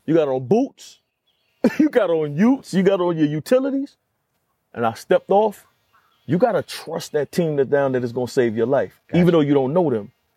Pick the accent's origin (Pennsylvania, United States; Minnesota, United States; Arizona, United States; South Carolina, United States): South Carolina, United States; Conway; I come from Conway, South Carolina. In Conway, South Carolina, we're in a space where our road was pretty much divided in the city. I came up where it's still Confederate Memorial Day in our city